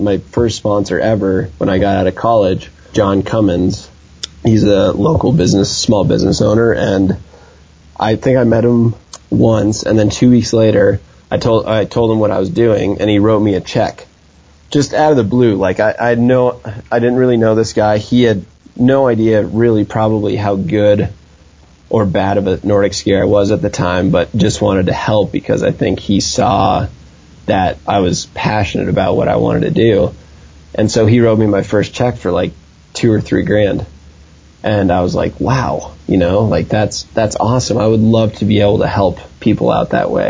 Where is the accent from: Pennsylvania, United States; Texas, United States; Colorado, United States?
Colorado, United States; Vail; growing up in Vail